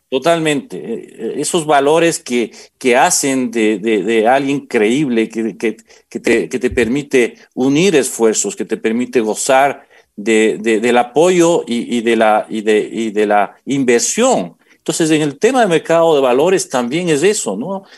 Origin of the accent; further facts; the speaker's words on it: Quito, Pichincha, Ecuador; yo aquí en Quito, soy quiteño